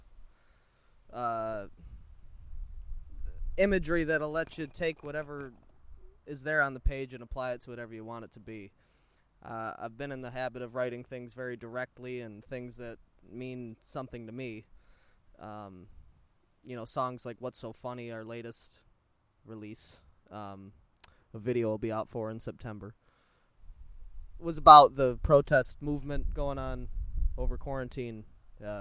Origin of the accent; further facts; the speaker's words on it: United States; I was born in America